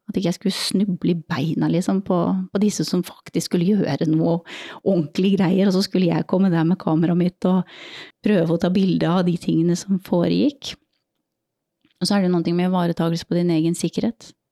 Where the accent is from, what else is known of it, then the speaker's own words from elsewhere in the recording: Norway; Vi har hatt mye, mye humor med det når vi har vært på øvelse hjemme i Norge også, og sitter i kø liksom på E6-en eller hva det også er for noe oppe i nord